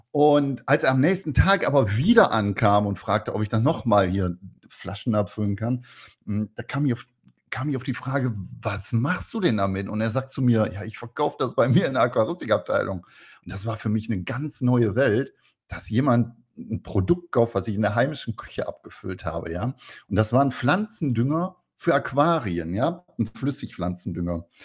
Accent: North Rhine-Westphalia, Germany; ich bin ja ein Kind des Ruhrpots und ähm, im Ruhrpott hieß es immer, du musst erstmal einen vernünftigen Handwerksberuf machen

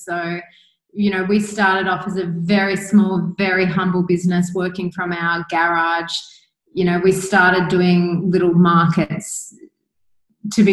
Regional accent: Australia; moved away as an adult; now in Bali, Indonesia; I am obviously from Australia

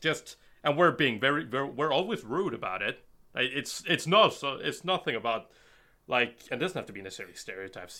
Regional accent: Bergen, Vestland, Norway; I'm from Norway, and uh, I'm from Bergen, Norway

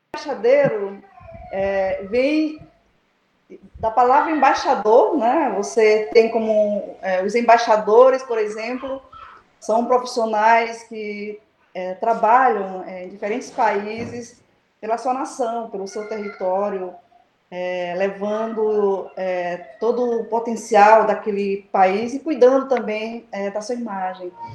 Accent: Baixada Maranhense, Maranhão, Brazil; moved away; also born or lived in Pinheiro / Curralzinho; Toda a minha história de vida ela tem a base estruturante a minha infância e a minha adolescência é, na Baixada.

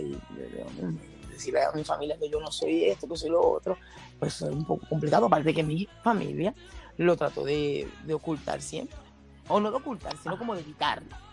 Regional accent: Puerto Rico; aquí en Puerto Rico, pues, los, los, que somos boricuas

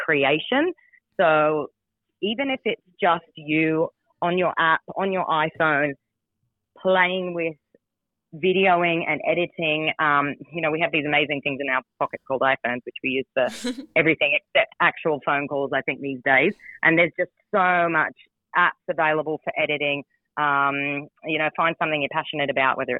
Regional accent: United States; moved away; I'm from the States originally

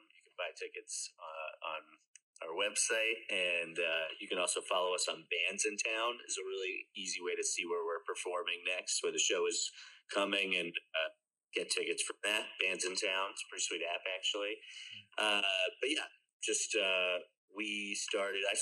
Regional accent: outside Boston, Massachusetts, United States; now in Jersey City, United States; I grew up outside Boston

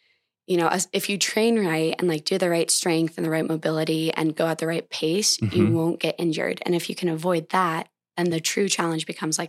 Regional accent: Montana, United States; well, what better than running, which I love through my home state of Montana

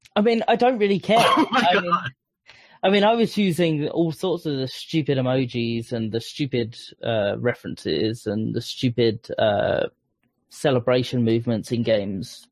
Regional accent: Essex, East of England, United Kingdom; I'm from Essex

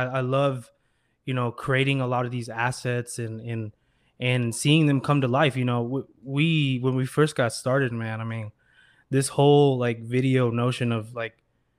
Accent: Iowa, United States; I was doing like design for my music and, you know, other friends' music when I was growing up in Iowa.

